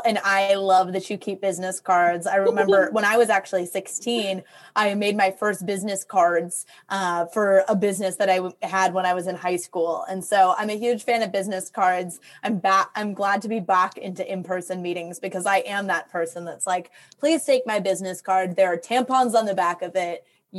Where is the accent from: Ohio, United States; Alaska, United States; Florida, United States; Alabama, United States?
Ohio, United States; Toledo; So I grew up in Toledo, Ohio. And when I was living in Toledo